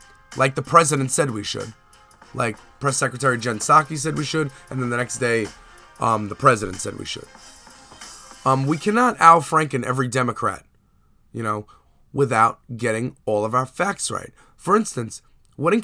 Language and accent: English; New York, United States; as a New Yorker